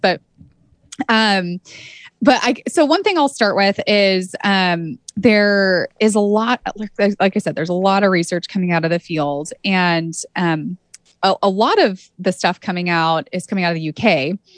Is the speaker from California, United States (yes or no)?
yes; Santa Cruz, California, United States; I grew up in Santa Cruz, California